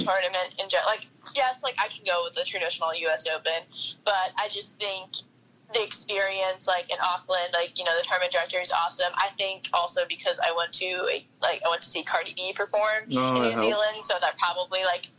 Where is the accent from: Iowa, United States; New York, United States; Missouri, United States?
New York, United States; growing up in New York, like, I feel like spring was only, like, 2 or 3 weeks.